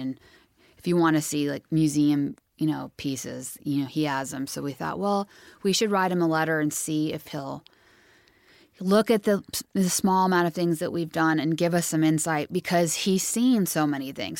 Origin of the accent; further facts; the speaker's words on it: Santa Cruz, California, United States; where we grew up in Santa Cruz